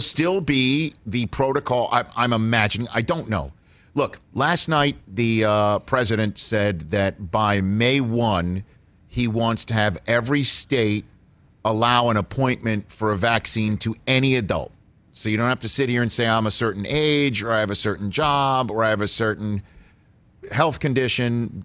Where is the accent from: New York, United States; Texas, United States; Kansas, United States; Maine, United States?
New York, United States; New York City; I'm from New York City